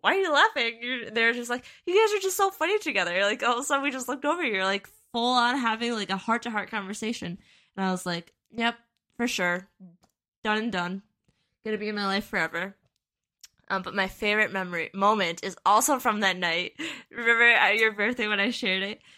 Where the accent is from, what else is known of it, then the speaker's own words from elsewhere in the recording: Western Wisconsin, United States; we grew up in Western Wisconsin